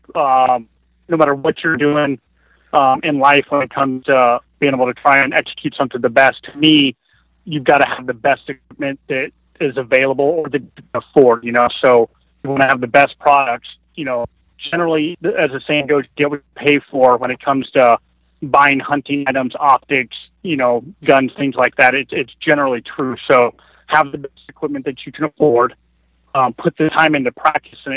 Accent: Denver, Colorado, United States; moved away as an adult; now in Alaska, United States; I was born in Denver, Colorado, and I lived there the majority of my life until I left for the Army shortly after my 19th birthday.

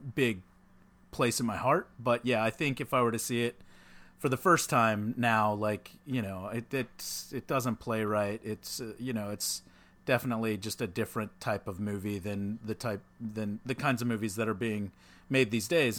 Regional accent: Texas, United States; back when I was, like, a little kid growing up in Texas

